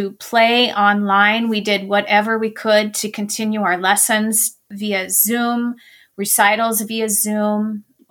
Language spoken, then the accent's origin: English; Montana, United States; I'm from Montana